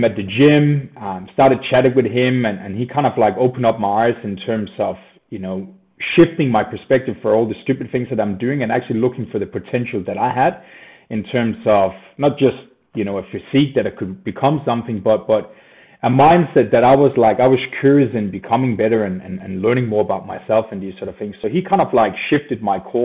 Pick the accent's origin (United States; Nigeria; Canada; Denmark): Denmark; moved away as an adult; now in Australia; I moved down under from Scandinavia in Denmark. Grew up there, happy child